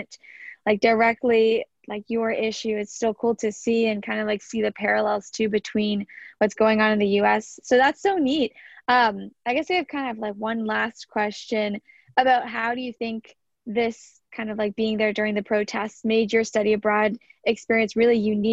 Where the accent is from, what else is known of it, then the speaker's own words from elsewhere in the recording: South Florida, United States; I'm from South Florida